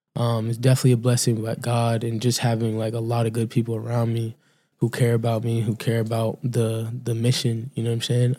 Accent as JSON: {"language": "English", "area": "Cape Cod", "region": "Massachusetts", "country": "United States", "tie": "born or raised there", "also_born_or_lived": "Encino, California", "said": "I'm from Cape Cod, Massachusetts"}